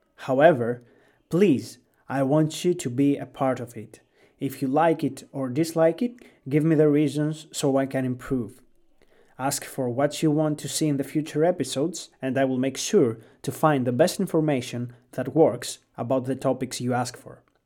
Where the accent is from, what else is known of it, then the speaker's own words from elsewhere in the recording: Greece; English is a second language; I was born and raised in Greece